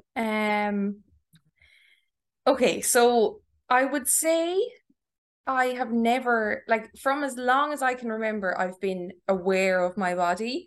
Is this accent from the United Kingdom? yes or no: no; Tipperary, Munster, Ireland; moved away as an adult; also born or lived in Galway; now in Dublin, Ireland; I am from Tipperary.